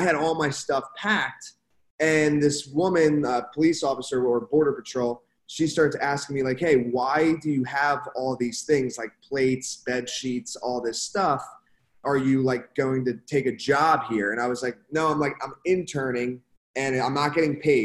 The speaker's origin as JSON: {"language": "English", "town": "Philadelphia", "region": "Pennsylvania", "country": "United States", "tie": "born or raised there", "also_born_or_lived": "Canada", "moved": "as an adult", "lives_now": "Miami, United States", "said": "I grew up in Philadelphia area"}